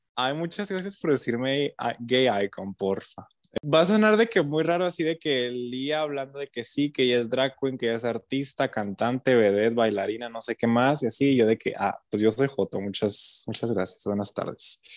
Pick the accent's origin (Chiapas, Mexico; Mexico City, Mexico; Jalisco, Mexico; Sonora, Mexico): Sonora, Mexico; Nogales; Pues yo no soy de Hermosillo, yo soy de acá de, de Nogales.